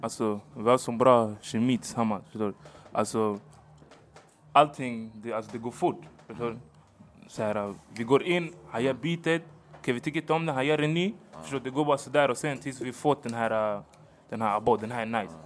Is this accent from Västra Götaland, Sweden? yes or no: no; Stockholm, Stockholm County, Sweden; also born or lived in Hagsätra / Angola; jag är från Rocksved, gick i Rocksvedskolan